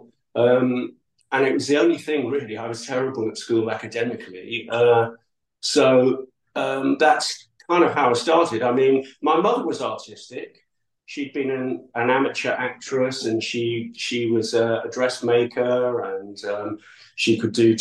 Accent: New Brighton, North West England, United Kingdom; also born or lived in Edinburgh / Manchester; I went back to live with my aunt and uncle in New Brighton, because I was originally from New Brighton.

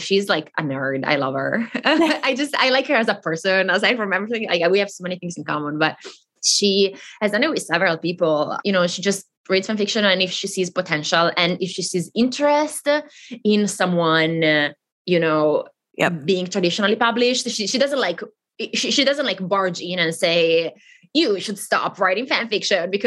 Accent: the very north of Italy, northern Italy, Italy; first language Italian; English is a second language; I grew up in Italy

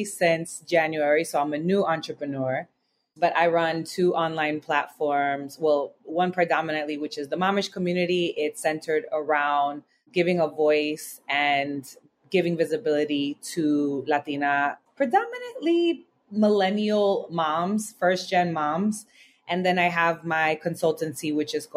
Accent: United States; also born or lived in Southern California / New York City; I grew up between Southern California and New York City

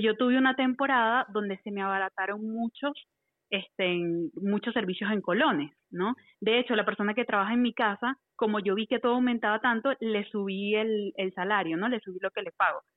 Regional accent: Venezuela; now in Costa Rica; soy venezolana, pero vivo en Costa Rica

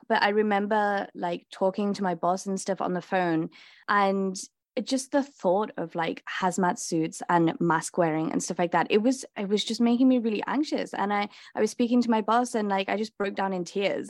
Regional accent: Liverpool, North West England, United Kingdom; moved away; I grew up in Liverpool in England

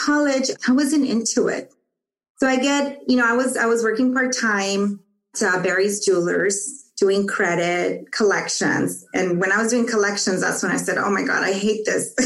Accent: Tijuana, Baja California, Mexico; moved away; also born or lived in Los Angeles, United States; we went back to Mexico because my father wanted to go back

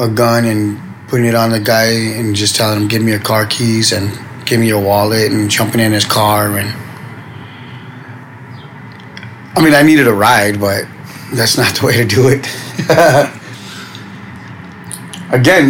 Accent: Los Angeles, California, United States; I was from Boyle Heights area, the Ramona Gardens housing projects

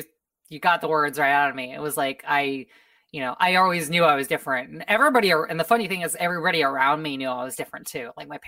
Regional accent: Oklahoma, United States; So I grew up in the Midwest, in the Heartland, as it's known in the U.S., state of Oklahoma

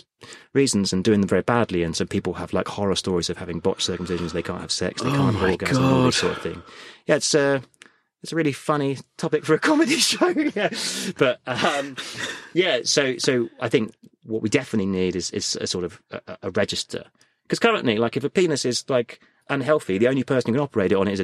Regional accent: United Kingdom; I think the great thing about being British is we are really inclusive

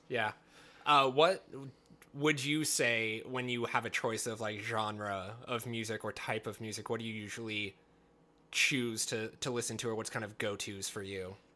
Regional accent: the Northwest, Pacific Northwest, United States; growing up in the Northwest

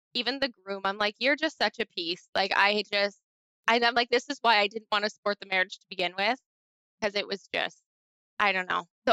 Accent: Canada; I'm from Canada

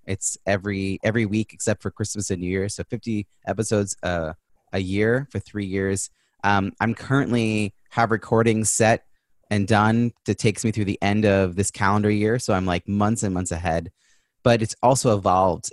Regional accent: New York, United States; now in Boston, United States; I'm originally from New York

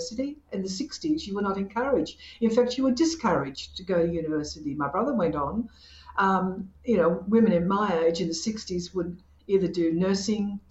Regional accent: Australia; I'm not Italian. I was born in Australia to Australian parents

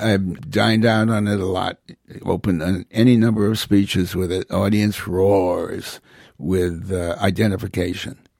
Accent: Hartford, Connecticut, United States; also born or lived in New Haven; I was born in New Haven, raised largely in Hartford

